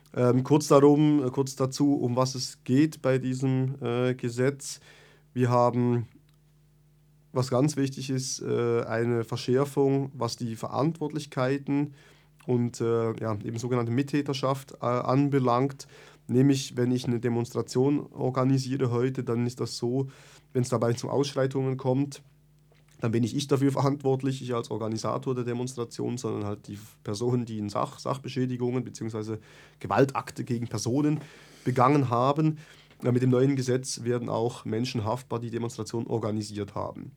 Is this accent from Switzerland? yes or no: yes; Bern, Switzerland; Ich komme aus Bern, äh, ich bin in der Reitschule Bern aktiv